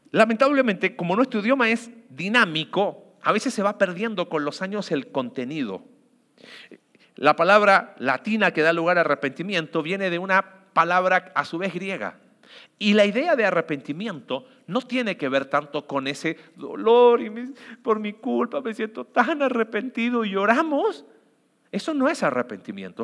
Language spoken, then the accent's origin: Spanish; Mexico; como sociedad mexicana